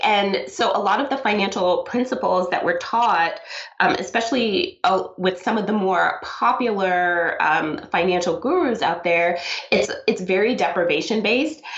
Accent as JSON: {"language": "English", "town": "New York City", "region": "New York", "country": "United States", "tie": "born or raised there", "also_born_or_lived": "South America", "said": "I was born in South America. I came to the United States when I was two, and I grew up in Brooklyn"}